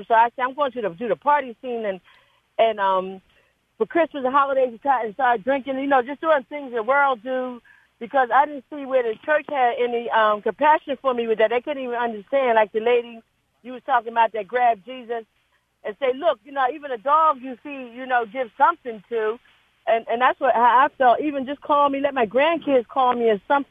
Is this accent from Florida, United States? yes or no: no; San Jose, California, United States; moved away as an adult; now in Oakland, United States; I live in Oakland, but I'm from San Jose